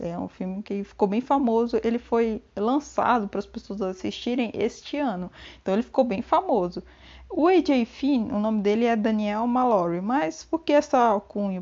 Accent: Brazil; nós brasileiros podemos falar igual portugueses

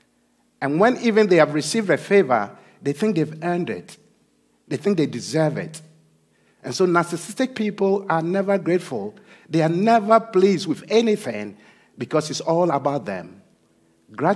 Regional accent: Ghana; moved away; I'm originally from Ghana

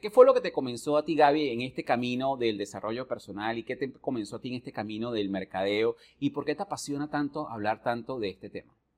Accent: Venezuela; moved away; desde que yo salí de Venezuela hace muchísimos años atrás

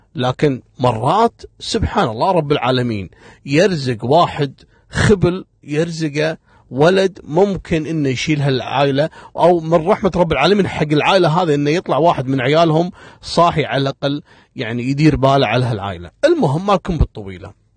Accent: Kuwait; من المناطق القديمة عندنا في الكويت

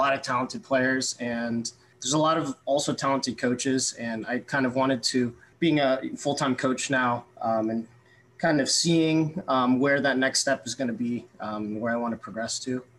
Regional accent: Fairfax, Virginia, United States; I grew up actually in Northern Virginia and born kind of and raised Fairfax, Virginia, to be specific.

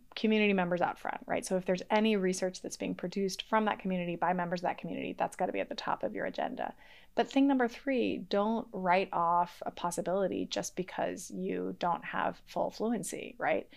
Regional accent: Boston, Massachusetts, United States; first language English; also born or lived in Mexico; I grew up in Boston, in the Boston area, um, in a monolingual English household

